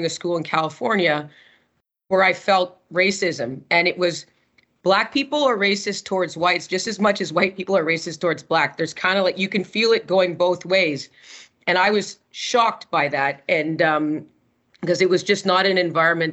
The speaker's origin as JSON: {"language": "English", "town": "Montreal", "region": "Quebec", "country": "Canada", "tie": "born or raised there", "said": "I grew up in Montreal"}